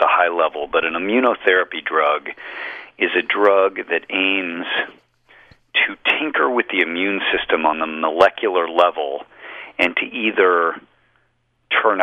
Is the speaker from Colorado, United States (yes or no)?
yes; Colorado, United States; I grew up in Colorado, right next door